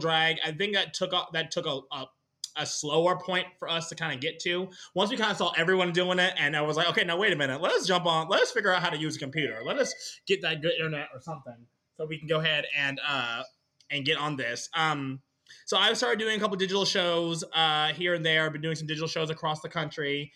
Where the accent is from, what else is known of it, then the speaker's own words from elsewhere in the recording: Dallas, Texas, United States; I'm from Dallas.